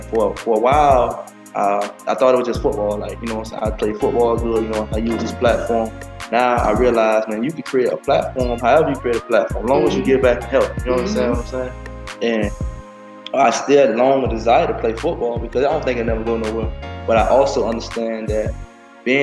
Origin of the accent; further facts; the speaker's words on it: Miami, Florida, United States; I grew up in Miami, Liberty City.